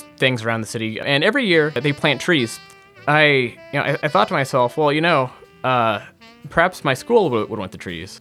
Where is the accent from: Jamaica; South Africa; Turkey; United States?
United States; Omaha, Nebraska; moved away as an adult; also born or lived in Kyzylorda, Kazakhstan; now in Washington, D.C., United States; I'm from Omaha, Nebraska